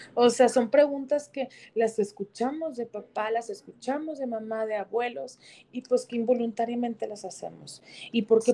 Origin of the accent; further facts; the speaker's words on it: Mexico; yo como mamá mexicana